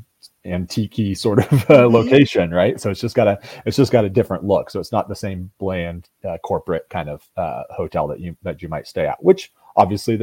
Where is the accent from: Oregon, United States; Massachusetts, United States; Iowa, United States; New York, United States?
Oregon, United States; moved away as an adult; also born or lived in Seattle, Washington; now in Opelika, United States; I'm from Oregon originally